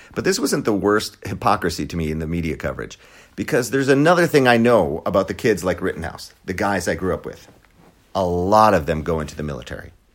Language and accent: English; Wisconsin, United States; moved away; I was born and raised in Wisconsin